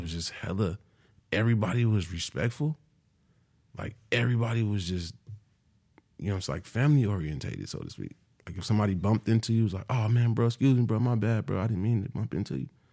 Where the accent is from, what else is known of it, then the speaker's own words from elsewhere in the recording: California, United States; moved away; I'm from California